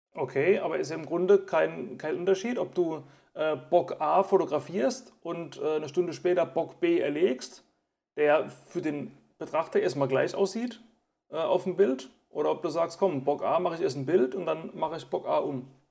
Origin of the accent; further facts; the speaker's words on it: Germany; bei uns in Deutschland